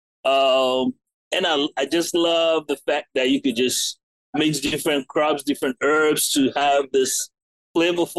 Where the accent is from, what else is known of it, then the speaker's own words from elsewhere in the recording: United States; also born or lived in England / Ghana / Beaufort, South Carolina; now in Columbia, United States; I'm English born, American raised, but I, you know, mainly have African parents